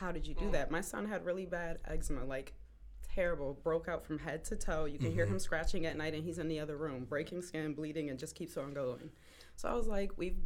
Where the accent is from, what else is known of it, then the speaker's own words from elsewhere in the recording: Elyria, Ohio, United States; also born or lived in Cleveland, Ohio / West Virginia; I was born in Cleveland, raised in Elyria.